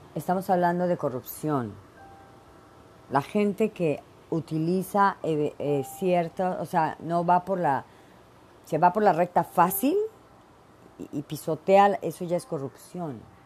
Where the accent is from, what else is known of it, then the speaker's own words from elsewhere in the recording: Veracruz, Mexico; moved away; Soy mexicana, nací en México, en el puerto de Veracruz y me encanta el chile y soy bien picardienta, porque aparte soy jarocha